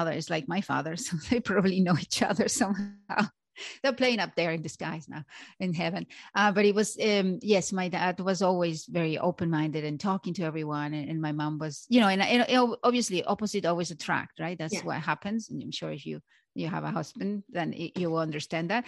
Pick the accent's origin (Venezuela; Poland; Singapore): Venezuela; English is a second language; moved away as an adult; also born or lived in Miami / Canada; growing up in Venezuela was wonderful